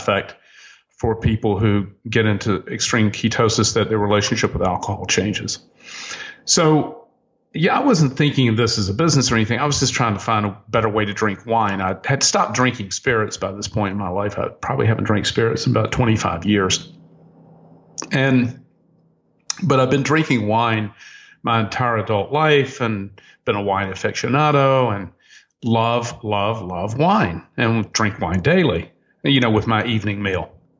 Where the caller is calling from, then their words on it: Miami Beach, Florida, United States; I'm calling you from Miami Beach, where it's warm 80 degrees today.